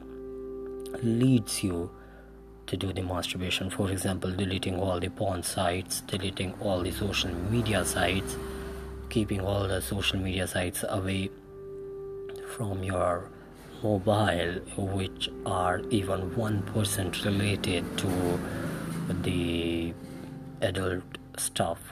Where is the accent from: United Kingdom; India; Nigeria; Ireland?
India; I'm from India